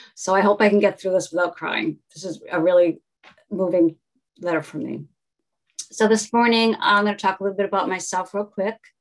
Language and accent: English; Newton, Massachusetts, United States; I was raised in Newton, Massachusetts